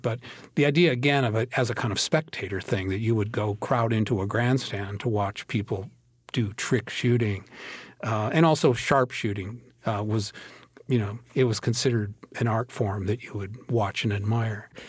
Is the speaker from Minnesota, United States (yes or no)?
yes; Minnesota, United States; I grew up in Minnesota.